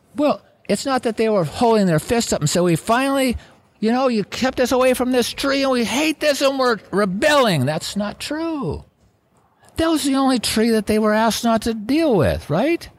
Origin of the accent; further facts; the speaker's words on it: Wasilla, Alaska, United States; also born or lived in Palmer, Alaska; when I moved from Wasilla to Palmer